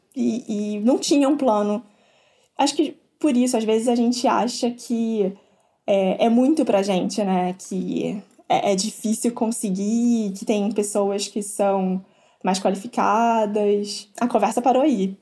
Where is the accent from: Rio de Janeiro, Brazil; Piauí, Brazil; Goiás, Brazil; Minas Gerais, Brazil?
Rio de Janeiro, Brazil; interior of Rio de Janeiro state, Brazil; moved away as an adult; also born or lived in São Paulo; now in United States; eu sou do interior, sou do interior do Rio.